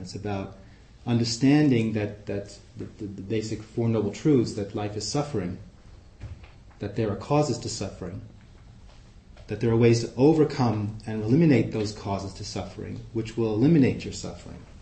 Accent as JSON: {"language": "English", "town": "New York City", "region": "New York", "country": "United States", "tie": "born or raised there", "also_born_or_lived": "Amsterdam, Netherlands", "accent": "Queens", "moved": "yes", "lives_now": "Oakland, United States", "said": "i grew up in Flushing, Queens"}